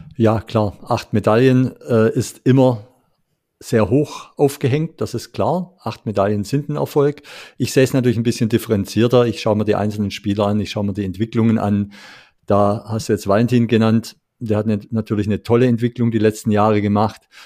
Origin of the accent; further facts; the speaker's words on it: Swabia, Germany; als Schwabe hat es mir natürlich schon wehgetan